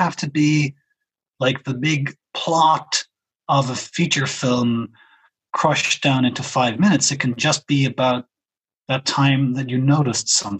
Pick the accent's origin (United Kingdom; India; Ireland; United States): Ireland; Cork, Munster; moved away as an adult; now in Berlin, Germany; I'm from Cork